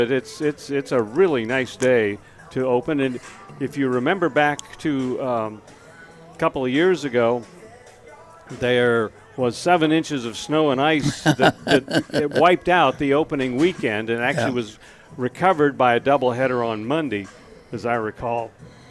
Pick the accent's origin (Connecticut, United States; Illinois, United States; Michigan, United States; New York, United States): Illinois, United States; Southern; moved away; I grew up in Southern Illinois